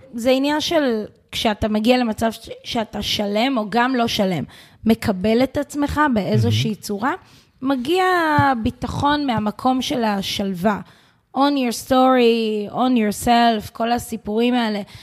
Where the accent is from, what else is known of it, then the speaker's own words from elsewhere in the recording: Israel; התרבות פה שלנו כישראלים